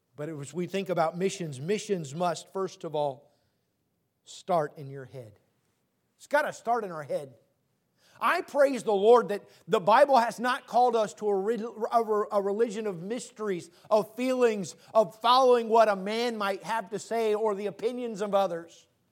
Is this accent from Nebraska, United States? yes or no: no; Tacoma, Washington, United States; I grew up in Tacoma.